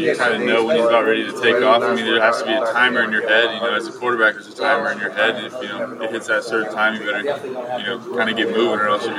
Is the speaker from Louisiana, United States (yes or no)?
no; Oregon, United States; I was from Oregon growing up.